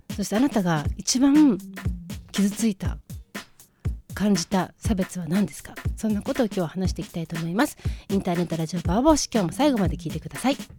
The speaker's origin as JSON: {"language": "Japanese", "region": "Chiba", "country": "Japan", "tie": "born or raised there", "also_born_or_lived": "Kanagawa", "said": "千葉で生まれたこととか千葉で育ってることとか"}